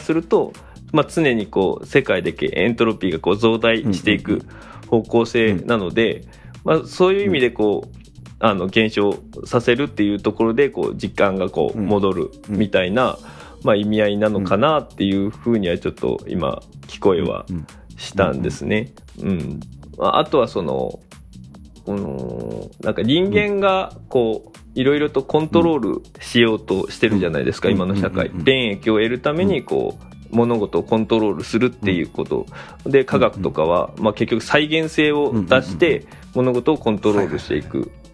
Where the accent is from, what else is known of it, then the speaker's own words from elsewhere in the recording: Yatsushiro, Kumamoto, Japan; moved away as an adult; now in Kasuga, Japan; 僕はもともと熊本の八代っていうところの端っこに住んでました